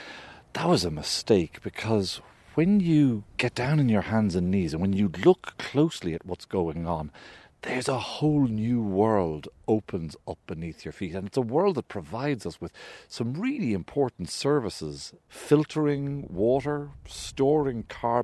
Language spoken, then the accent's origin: English; County Kildare, Ireland; I grew up in Kildare